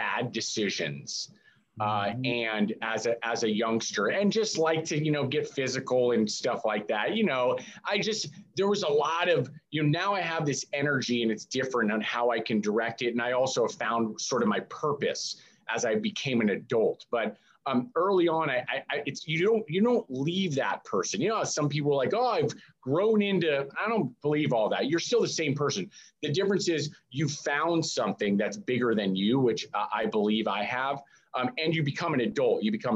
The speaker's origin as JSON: {"language": "English", "region": "Bay Area of California", "country": "United States", "tie": "born or raised there", "said": "I grew up in the Bay Area of California. It's actually, I live in the same town that I grew up"}